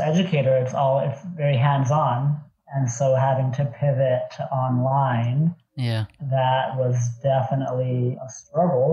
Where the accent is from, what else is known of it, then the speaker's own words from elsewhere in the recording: Montclair, California, United States; also born or lived in Irvine, California / Los Angeles, California / Brooklyn; I grew up in Montclair, California